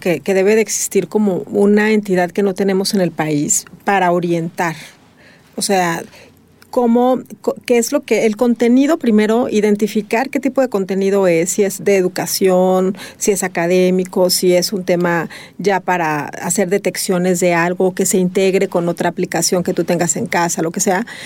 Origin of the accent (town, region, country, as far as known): Mexico